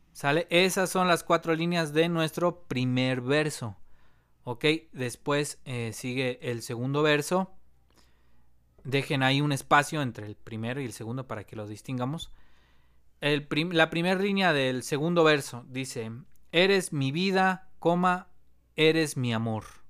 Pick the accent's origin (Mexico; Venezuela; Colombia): Mexico; somos mexicanos